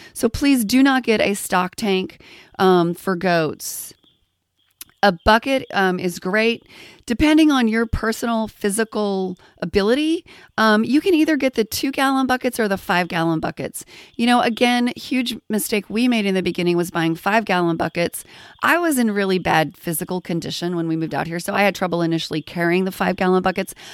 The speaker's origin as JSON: {"language": "English", "region": "Texas", "country": "United States", "tie": "born or raised there", "said": "I grew up in Texas around cattle"}